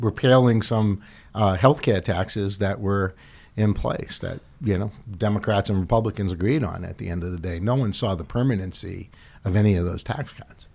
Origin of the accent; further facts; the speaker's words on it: Medford, Massachusetts, United States; my hometown, Medford, Massachusetts